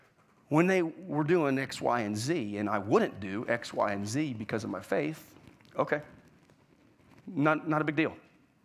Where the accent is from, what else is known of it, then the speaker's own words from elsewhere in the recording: Florida, United States; You know, I was raised in Florida. I was raised in the culture of religion.